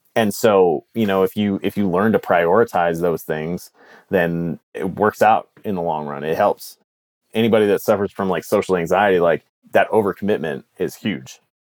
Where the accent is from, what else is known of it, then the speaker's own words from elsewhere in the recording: United States; moved away as an adult; also born or lived in Canada; an American living in Canada